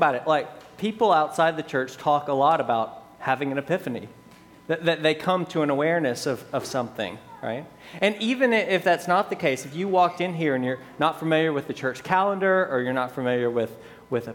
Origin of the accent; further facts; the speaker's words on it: the South, United States; I'm from the South